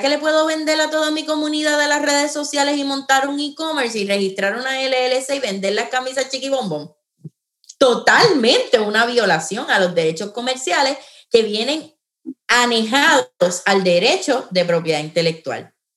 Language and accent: Spanish; San Juan, Puerto Rico; now in Florida, United States; Yo soy eh, natural de San Juan, en este momento vivo en, en Florida